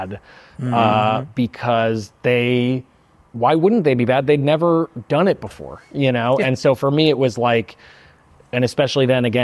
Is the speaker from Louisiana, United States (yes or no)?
no; Santa Monica, California, United States; I was very lucky to grow up in Santa Monica